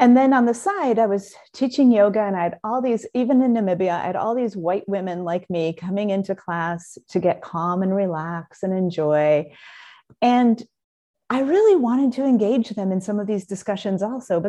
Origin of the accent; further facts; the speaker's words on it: South Bend, Indiana, United States; moved away as an adult; also born or lived in Southern California; I grew up in South Bend, and kind of a conventional childhood and all